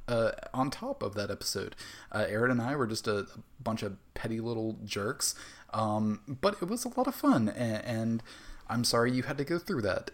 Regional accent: the South, United States; growing up in the South

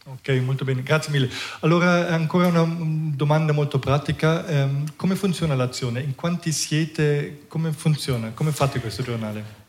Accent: Germany; Italian is a second language; moved away as an adult; now in Ticino, Switzerland; sono cresciuto in Germania, ehm, sono venuto in Ticino

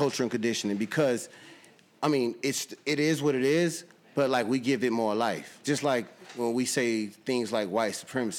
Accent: New Roads, Louisiana, United States; now in San Antonio, United States; I'm from Louisiana. So I'm from a little town called New Roads, and that little town is segregated. The train tracks run through the middle of the city. White folks on this side, black folks on this side. It's still like that.

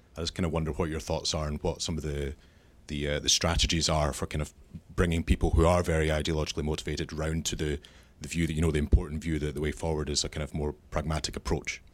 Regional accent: La Puente, California, United States; also born or lived in Mexico; I was born in Mexico, came here when I was two, um, grew up in La Puente

